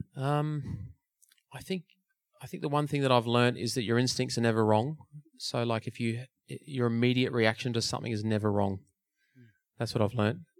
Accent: Melbourne, Victoria, Australia; my hometown. … was playing in Melbourne

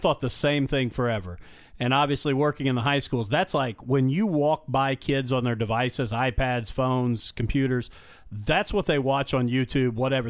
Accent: Illinois, United States; moved away; I was born in Illinois and grew up there for a while

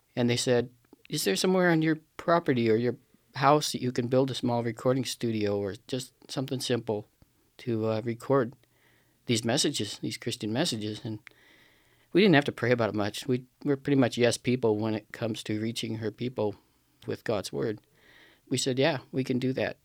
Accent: Pacific Northwest, United States; I'm from the Pacific Northwest, from a small town in the, uh, foothills of Cascade Mountains.

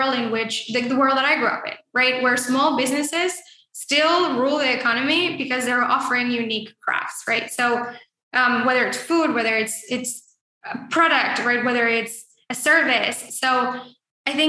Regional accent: Mexico; moved away; I grew up in Mexico

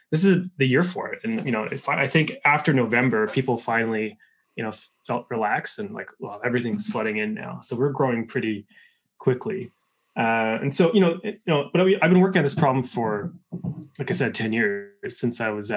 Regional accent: Canada; I'm Canadian

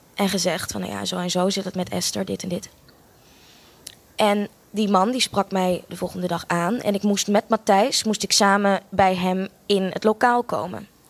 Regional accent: Australia; moved away; also born or lived in Amsterdam, Netherlands; Ik eh, ben eh, geboren in Amsterdam. Sorry, ik ben een heel groot deel van mijn leven opgegroeid ook in Australië

